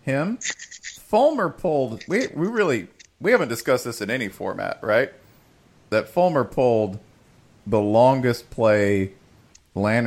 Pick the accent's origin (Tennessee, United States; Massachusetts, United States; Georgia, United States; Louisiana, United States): Tennessee, United States; I was born in Tennessee